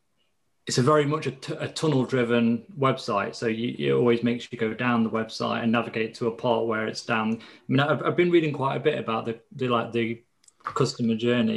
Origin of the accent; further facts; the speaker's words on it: East Midlands, United Kingdom; Leicestershire in the UK.